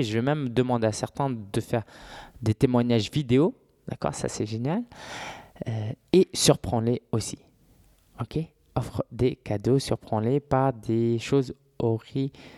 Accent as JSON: {"language": "French", "town": "Paris", "region": "Île-de-France", "country": "France", "tie": "born or raised there", "said": "je suis parisien depuis tout le temps"}